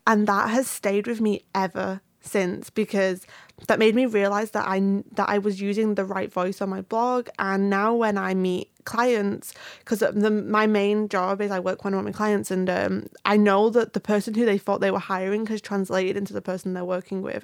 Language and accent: English; United Kingdom; I'm British.